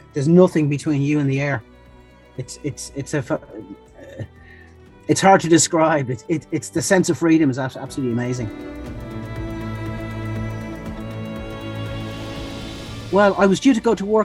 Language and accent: English; Dublin, Leinster, Ireland; moved away as an adult; now in Southwick, United Kingdom; I'm from Dublin in Ireland. I've been living in the UK for about 12 years. I live in Southwick near Brighton.